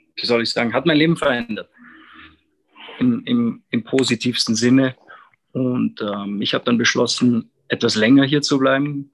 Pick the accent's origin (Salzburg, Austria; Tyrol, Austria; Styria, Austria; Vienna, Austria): Salzburg, Austria; moved away as an adult; now in Quito, Ecuador; ich komm aus, aus Salzburg, Österreich und lebe seit bald drei Jahren hier in, in Quito in Ecuador.